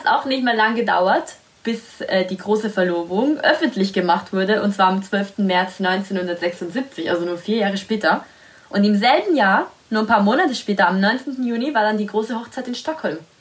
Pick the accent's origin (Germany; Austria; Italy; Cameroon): Italy; German is a second language; moved away; da, wo ich herkomme, Italien